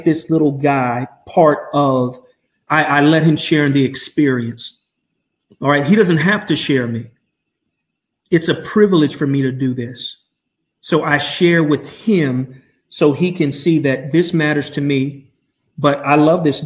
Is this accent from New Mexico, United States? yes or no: yes; Albuquerque, New Mexico, United States; from Albuquerque, my hometown